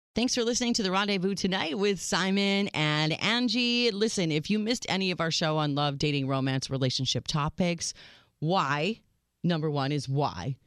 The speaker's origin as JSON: {"language": "English", "region": "Minnesota", "country": "United States", "tie": "born or raised there", "moved": "yes", "said": "I grew up in Minnesota"}